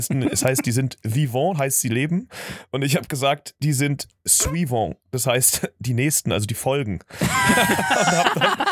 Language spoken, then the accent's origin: German; Germany; Ja, ich bin ich Deutscher. Deutscher.